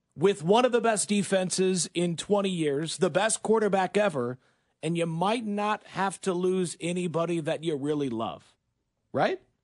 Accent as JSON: {"language": "English", "region": "Michigan", "country": "United States", "tie": "born or raised there", "also_born_or_lived": "Green Bay area", "moved": "as an adult", "lives_now": "Kansas City, United States", "said": "I grew up in Michigan as a Detroit Lions fan"}